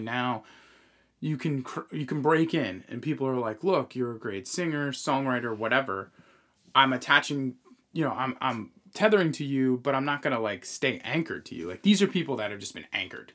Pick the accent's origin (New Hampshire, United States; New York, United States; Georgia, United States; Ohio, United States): New York, United States; Long Island; moved away as an adult; now in North Carolina, United States; we grew up in the Northeast, uh, on, you know, we, we grew up on Long Island